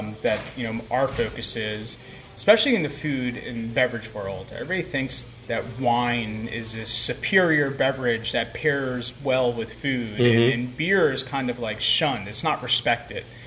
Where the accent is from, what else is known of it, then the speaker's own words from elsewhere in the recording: Newark, New Jersey, United States; moved away; also born or lived in Passaic, New Jersey / Philadelphia; I grew up in the city. I was born in Passaic. I grew up in Newark